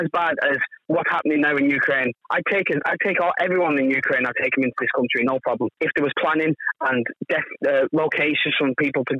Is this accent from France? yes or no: no; United Kingdom; now in Ireland; I'm a British person living in Ireland